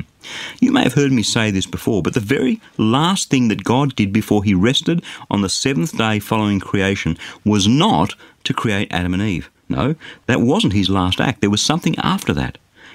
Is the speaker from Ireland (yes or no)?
no; Australia; As an Australian, I'm blessed to be born in a safe and relatively affluent society